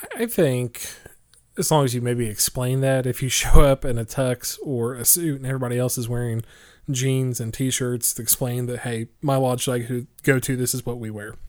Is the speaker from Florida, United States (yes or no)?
no; Oklahoma, United States; moved away; which is in my hometown of Oklahoma